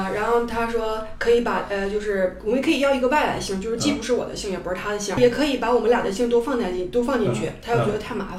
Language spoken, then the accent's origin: Chinese; Beijing, China; moved away as an adult; now in Hamburg, Germany; 我是来自北京的一个英语老师，现在在汉堡居住。